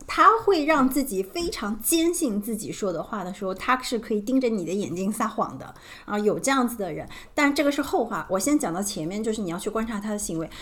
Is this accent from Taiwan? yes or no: no; China; 我们中国人